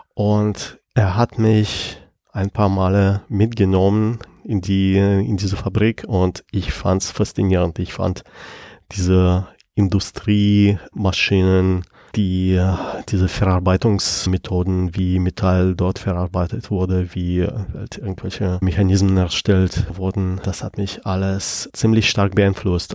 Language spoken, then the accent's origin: German; Penza, Penza Oblast, Russia; moved away as an adult; now in Germany; Und Piense ist die Stadt, wo ich geboren bin und wo ich zu der Zeit gelebt habe